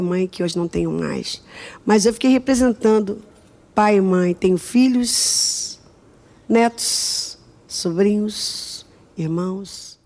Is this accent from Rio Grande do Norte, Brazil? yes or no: no; Rio de Janeiro, Brazil; also born or lived in Água Santa, Rio de Janeiro; Eu nasci em Padre Miguel num bairro do Rio de Janeiro